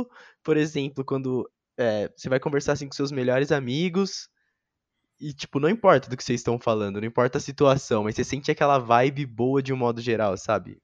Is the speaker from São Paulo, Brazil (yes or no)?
yes; Jundiaí, São Paulo, Brazil; moved away as an adult; also born or lived in Limeira; now in Campinas, Brazil; cresci também ali em Jundiaí